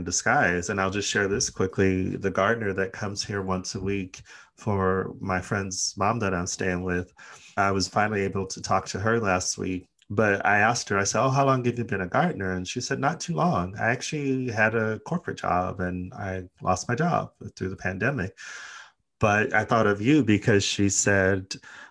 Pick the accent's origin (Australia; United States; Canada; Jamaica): United States; also born or lived in Los Angeles; now in United Kingdom